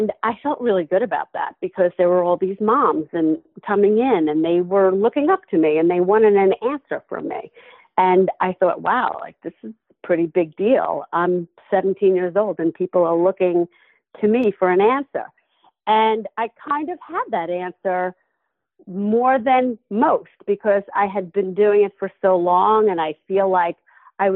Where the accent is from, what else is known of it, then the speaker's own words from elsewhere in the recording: Levittown, New York, United States; I grew up in Levittown, Long Island